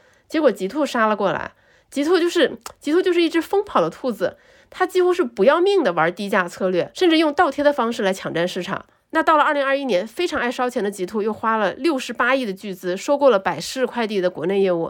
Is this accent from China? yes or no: yes; China; 我们中国人